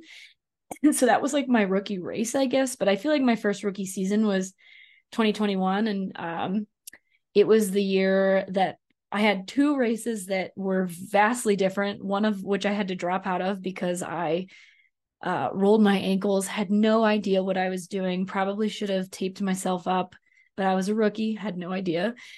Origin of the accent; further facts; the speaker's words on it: Arkansas, United States; moved away; I grew up in Arkansas